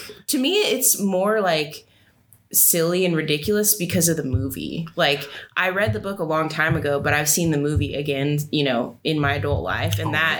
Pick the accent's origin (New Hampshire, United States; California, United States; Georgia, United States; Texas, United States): California, United States; I'm from California originally, and my husband is from Tennessee, and he saw the ocean for the first time with me, like when we went to visit my family.